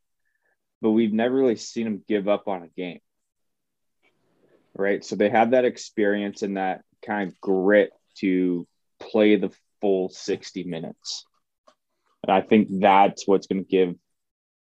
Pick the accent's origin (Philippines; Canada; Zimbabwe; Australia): Canada; moved away; also born or lived in United States; I've been in the States too long or I'm Canadian